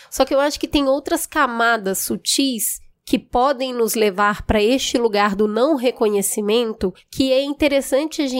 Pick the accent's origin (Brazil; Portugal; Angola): Brazil; Belo Horizonte, Minas Gerais; Bom, eu fui criada num lugar muito humilde em Belo Horizonte, na periferia de Belo Horizonte.